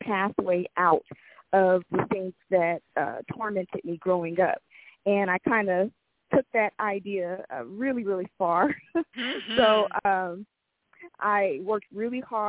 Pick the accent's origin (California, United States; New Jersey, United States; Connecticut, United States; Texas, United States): California, United States; Los Angeles; I grew up in South Central Los Angeles